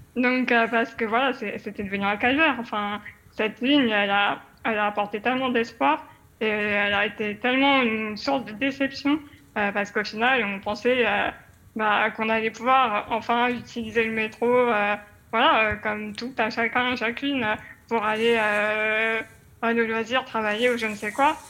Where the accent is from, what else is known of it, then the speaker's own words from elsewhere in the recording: Paris, Île-de-France, France; moved away; je suis une parisienne, j'ai vécu 30 ans à Paris